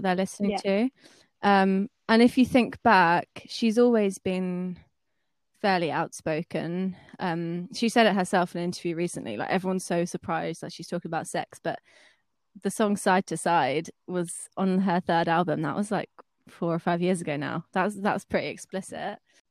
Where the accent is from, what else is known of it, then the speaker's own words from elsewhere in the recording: Brighton, South East England, United Kingdom; I'm 24, I'm from Brighton